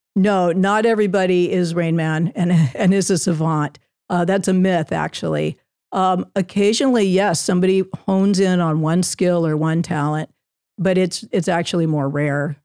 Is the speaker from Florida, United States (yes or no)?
no; Southern California, United States; also born or lived in Virginia; I was born in Virginia, but raised in Southern California.